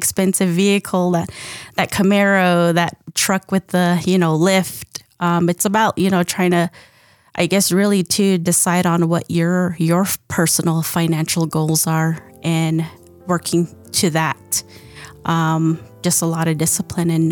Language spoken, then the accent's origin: English; Moenkopi, Arizona, United States; I'm from Mongkopi